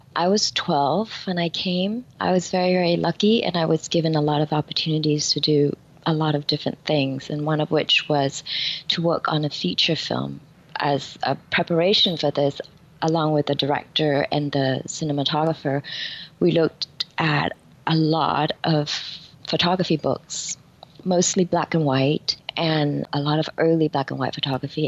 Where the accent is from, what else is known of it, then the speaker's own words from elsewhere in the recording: Vietnam; now in New York, United States; When I was growing up in Vietnam, flowers were a big part of our life